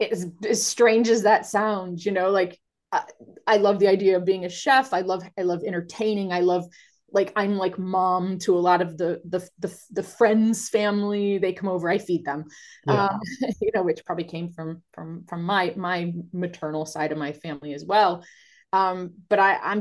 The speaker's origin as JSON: {"language": "English", "town": "Cleveland", "region": "Ohio", "country": "United States", "moved": "as an adult", "lives_now": "United Kingdom", "said": "I'm originally from Cleveland, Ohio, so American"}